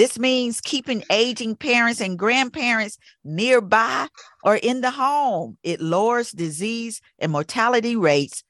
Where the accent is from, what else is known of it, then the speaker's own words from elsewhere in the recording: the South, United States; moved away; I grew up down south